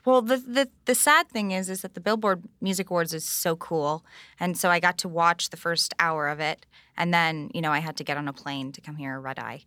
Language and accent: English; New York, United States; growing up on the Upper East Side of New York